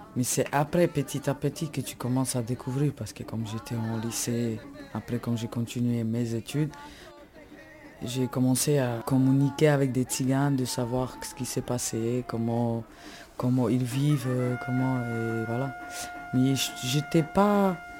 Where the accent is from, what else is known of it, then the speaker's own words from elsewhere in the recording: Slovakia; moved away as an adult; now in France; je viens de Slovaquie et je suis tzigane, tzigane Calderage.